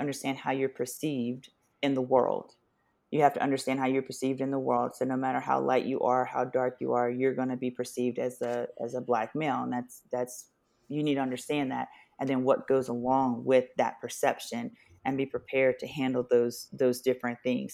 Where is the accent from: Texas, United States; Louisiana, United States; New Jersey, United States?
Louisiana, United States; Southern; I'm from Southern Louisiana, um, Deep South